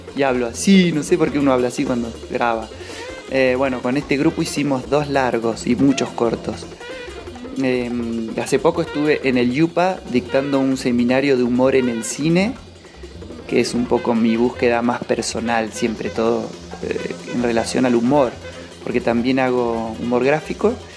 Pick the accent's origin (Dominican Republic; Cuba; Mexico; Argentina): Argentina; Cipolletti, Río Negro; now in Junín de los Andes, Argentina; Yo nací en Cipoletti y hoy vivo en Junín de los Andes